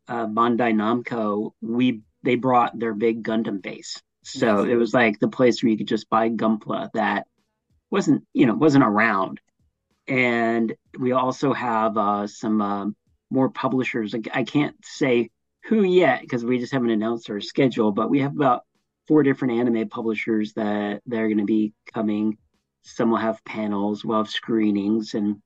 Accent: Dallas, Texas, United States; And I am from Dallas-Fort Worth.

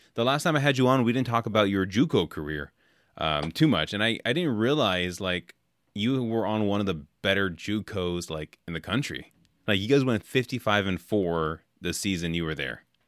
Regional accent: California, United States; moved away; I grew up in California, so I grew up on In and Out

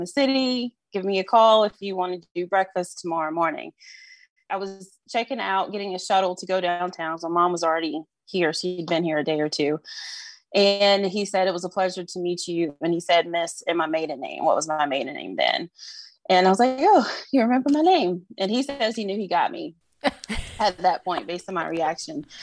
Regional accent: North Carolina, United States; moved away as an adult; now in New Orleans, United States; I'm originally from North Carolina, but I've been in Louisiana for 15, 16 years now

